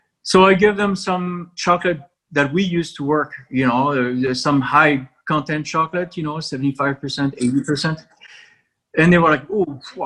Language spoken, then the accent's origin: English; France; now in United States; And I come from France